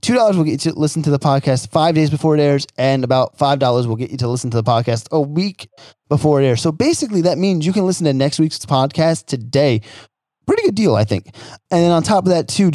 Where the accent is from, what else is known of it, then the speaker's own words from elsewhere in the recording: New Jersey, United States; moved away; I'm from New Jersey originally